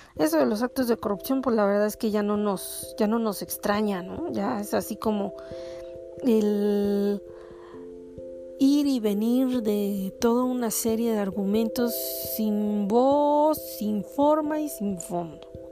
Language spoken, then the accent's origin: Spanish; Mexico; como mexicanos y como ciudadanos